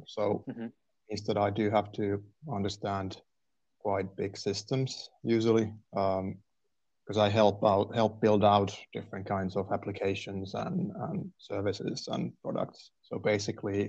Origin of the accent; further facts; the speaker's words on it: Turku, Southwest Finland, Finland; also born or lived in Raisio, Finland / Canada / England; I was born in Raisio, actually. And so that's quite a small town next to Turku. So I'm from there. But I've lived in Turku for most of my life so far.